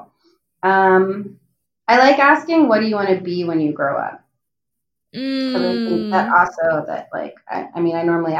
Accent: New Jersey, United States; A Jewish American princess, because I'm from New Jersey and I have like an American accent and I'm like, you know, like I'm like a basic Jewish looking girl.

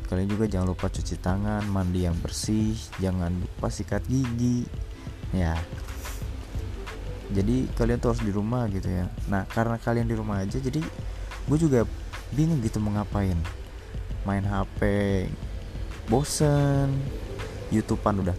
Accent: Kuningan, West Java, Indonesia; born there; dan gue lahir di Kuningan, Cirebon

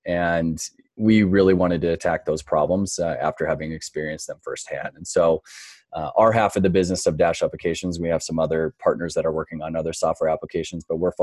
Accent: North Dakota, United States; moved away as an adult; also born or lived in New York City; now in Denver, Colorado, United States; I grew up in North Dakota

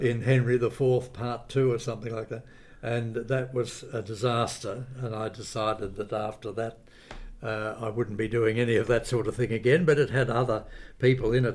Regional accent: Camperdown, Victoria, Australia; moved away as an adult; also born or lived in Geelong, Victoria; now in Sydney, Australia; I was born in Camperdown in Western Victoria

